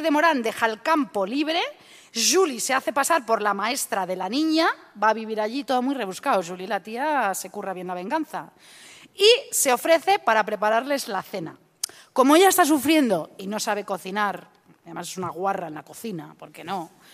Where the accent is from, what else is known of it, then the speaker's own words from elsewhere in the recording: Madrid, Community of Madrid, Spain; soy yo de Madrid